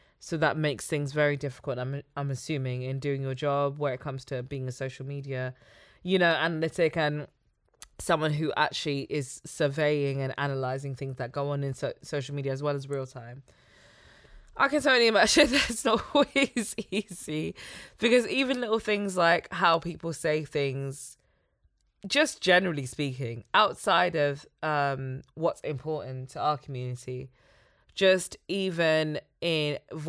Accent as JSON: {"language": "English", "country": "Nigeria", "said": "I'm from Nigeria."}